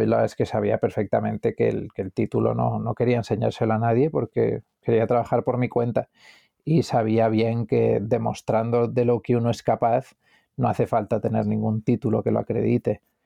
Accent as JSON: {"language": "Spanish", "town": "Madrid", "region": "Community of Madrid", "country": "Spain", "tie": "born or raised there", "also_born_or_lived": "Galicia"}